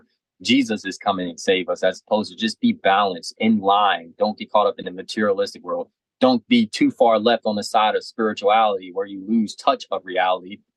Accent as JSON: {"language": "English", "region": "Maryland", "country": "United States", "said": "I'm from Maryland."}